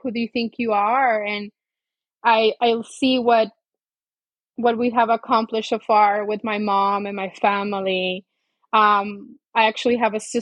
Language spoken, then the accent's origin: English; Colombia; moved away; I'm originally from Colombia and it was just me and her